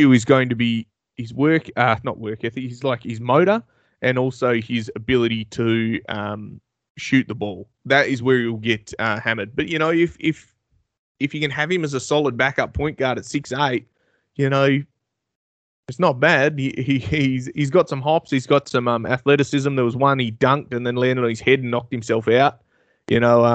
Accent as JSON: {"language": "English", "country": "Australia", "said": "as an Australian"}